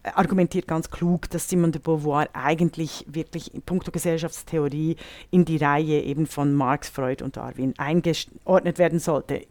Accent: Bern, Switzerland; moved away; der Brunnen in Bern erfreut mein Herz, wenn ich in meiner Heimatstadt bin

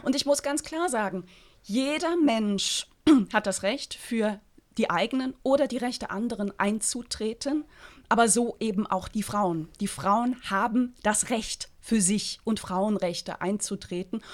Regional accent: St. Gallen, Switzerland; in meiner Heimatstadt

